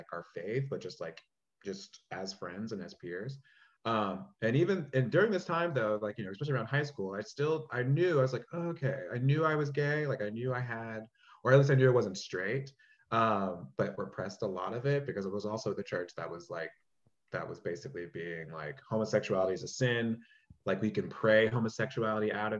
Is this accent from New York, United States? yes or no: no; Charlotte, North Carolina, United States; that's the space that I grew up in at this church in Charlotte. So I'm from Charlotte, North Carolina